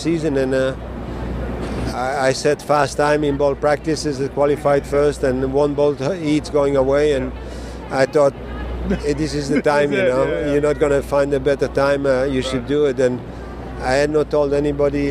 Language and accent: English; Belgium; moved away; my home country in Belgium